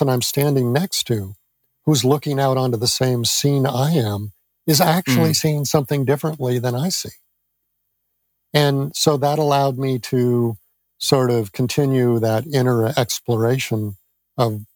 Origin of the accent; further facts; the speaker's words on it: near San Francisco, California, United States; I grew up near San Francisco